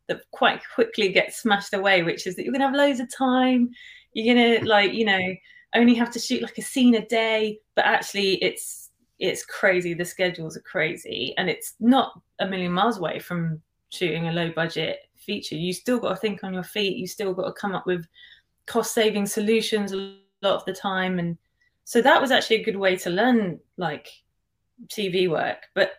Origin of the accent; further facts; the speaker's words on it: United Kingdom; especially being a British kind of filmmaker, director